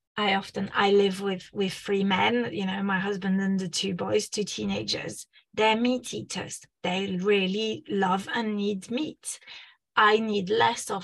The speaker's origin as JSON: {"language": "English", "country": "France", "moved": "yes", "said": "I'm originally from France"}